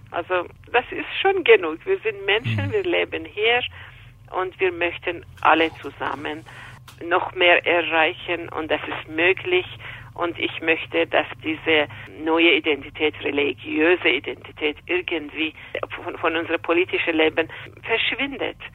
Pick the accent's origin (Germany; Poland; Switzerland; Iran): Iran; now in Austria; ich komme aus dem Iran